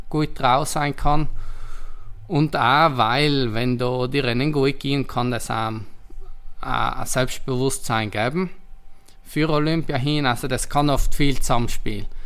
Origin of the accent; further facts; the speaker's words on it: Trentino-Alto Adige, Italy; ich bin stolz, Südtiroler zu sein. Und genauso wie ich meine Heimat kenne, kennt Booking Südtirol im Tourismusbereich von Südtirol